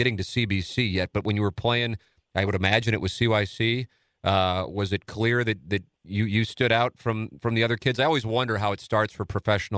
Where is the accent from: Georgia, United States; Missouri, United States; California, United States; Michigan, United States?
Missouri, United States; St. Louis; I'm a South City guy, St. Gabriel's, Tam Avenue